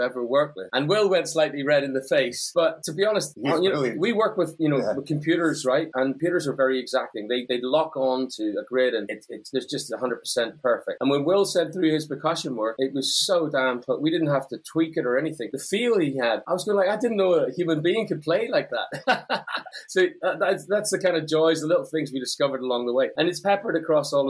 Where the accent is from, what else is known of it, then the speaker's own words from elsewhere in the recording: Northern Ireland, United Kingdom; I grew up in Northern Ireland.